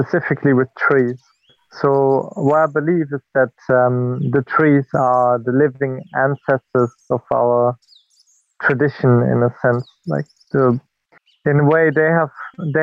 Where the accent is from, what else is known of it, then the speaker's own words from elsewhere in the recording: German-speaking border region of Belgium, Wallonia, Belgium; moved away as an adult; now in United Kingdom; I'm from Belgium. I'm German-speaking Belgian, and I come from the border region between Belgium and Germany, where I grew up close to a nature reserve.